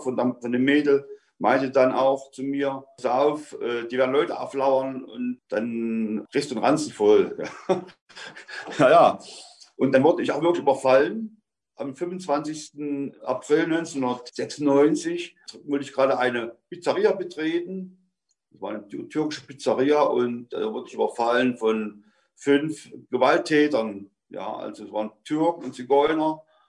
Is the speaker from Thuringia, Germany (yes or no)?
yes; Teichel, Thuringia, Germany; moved away as an adult; also born or lived in Rudolstadt / Bavaria / Baden-Württemberg; Ich bin in Rudolstadt geboren, 1956. Ich bin in Teichel aufgewachsen.